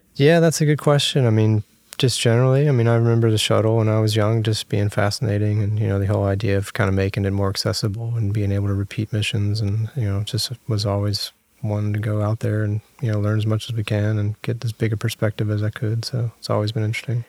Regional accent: Virginia Beach, Virginia, United States; I'm from Virginia, Virginia Beach

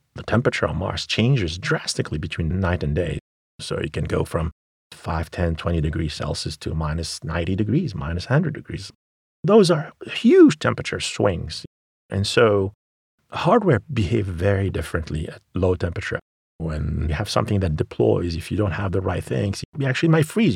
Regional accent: Sfax, Sfax Governorate, Tunisia; moved away; I grew up in Tunisia, in Sfax

